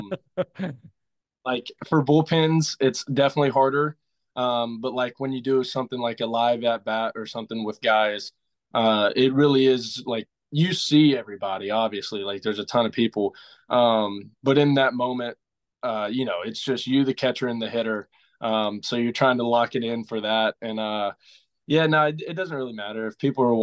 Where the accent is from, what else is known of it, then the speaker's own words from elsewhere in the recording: about 30 minutes from Beaumont, Texas, United States; It was in Beaumont, Texas, about 30 minutes out of my hometown